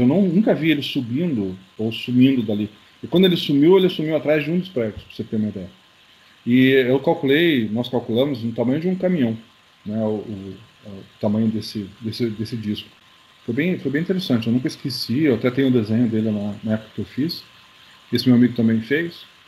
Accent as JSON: {"language": "Portuguese", "town": "Curitiba", "region": "Paraná", "country": "Brazil", "said": "eu sou de Curitiba"}